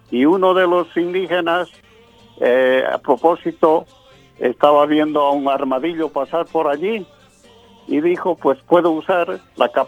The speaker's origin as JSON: {"language": "Spanish", "country": "Bolivia", "moved": "yes", "lives_now": "United States", "said": "ya nacionalizado americano, nunca, nunca voy a dejar de ser, de decir, soy boliviano. Y como dicen los tarijeños, soy boliviano de pura cepa."}